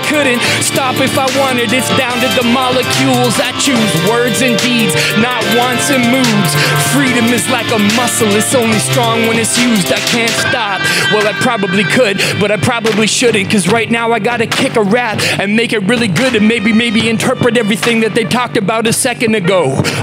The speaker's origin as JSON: {"language": "English", "region": "Western Canada", "country": "Canada", "said": "I'm from Western Canada"}